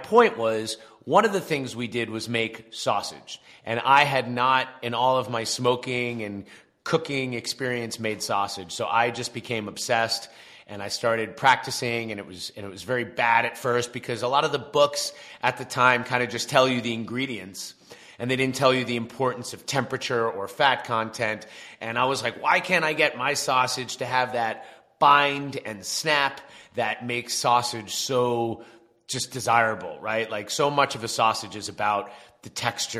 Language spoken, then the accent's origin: English; Long Island, New York, United States; from Long Island, I'm East Coast